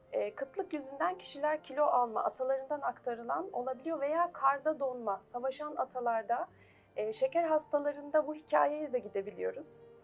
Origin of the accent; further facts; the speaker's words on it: Istanbul, Turkey; 1977 İstanbul doğumluyum.